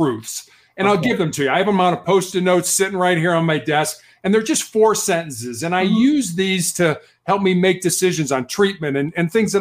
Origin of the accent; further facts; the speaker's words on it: Chicago, Illinois, United States; also born or lived in Charleston, South Carolina; was born and raised in Chicago, Illinois